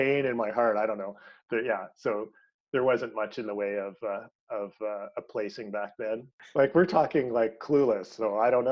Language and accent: English; Ontario, Canada; moved away; just grew up in a small town in the border of Ontario and Quebec